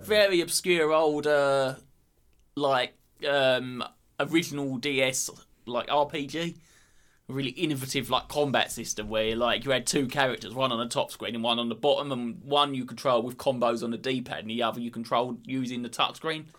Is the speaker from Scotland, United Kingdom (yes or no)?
no; Essex, East of England, United Kingdom; we're from Greater London, but we're actually from Essex.